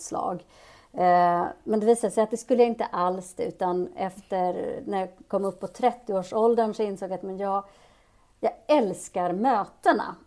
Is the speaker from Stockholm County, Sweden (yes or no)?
no; Uppsala, Uppsala County, Sweden; also born or lived in Addis Ababa, Ethiopia; växte jag upp där i Uppsala